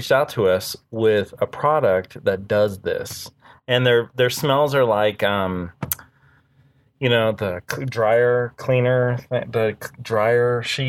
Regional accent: Kansas City, United States; now in Colorado, United States; I'm from Kansas City

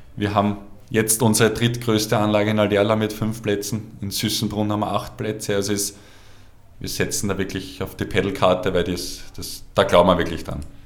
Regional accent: Obersulz, Lower Austria, Austria; ich bin aufgewachsen in Obersolz.

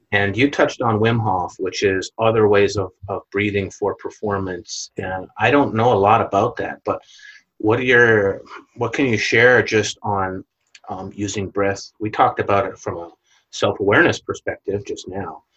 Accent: Winnipeg, Manitoba, Canada; moved away as an adult; I left my hometown in Winnipeg, Canada

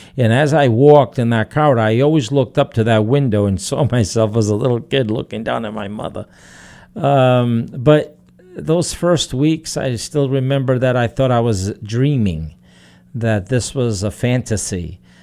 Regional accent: Portugal; moved away; when I was growing up in Portugal

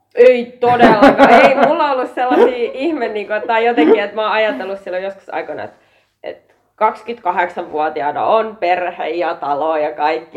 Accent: Partaharju, Savo, Finland; also born or lived in Jäppilä; mä tuun Savosta, ää, Partaharjulta

